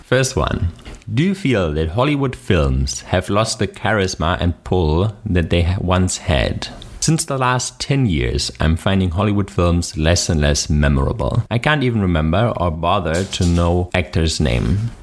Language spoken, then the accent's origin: English; Germany; accent: German; English is a second language; My German accent